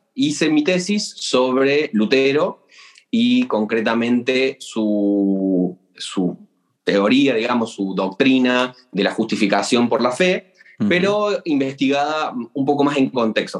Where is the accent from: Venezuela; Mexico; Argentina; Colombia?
Argentina; moved away as an adult; also born or lived in Córdoba, Argentina / Siena, Italy; viví en, un pequeño pueblito, casi campo, del interior del interior de Argentina durante buena parte de mi, infancia